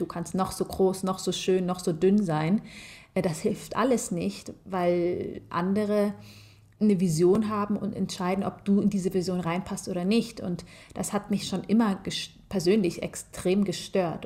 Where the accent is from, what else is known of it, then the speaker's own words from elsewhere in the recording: Germany; ich bin zwar in Deutschland geboren ähm, und ich fühle mich äh, mehr als deutsch